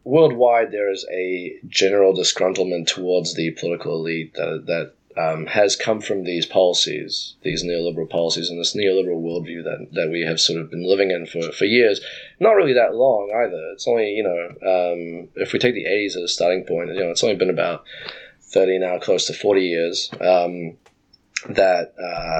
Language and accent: English; New Zealand; my home country of New Zealand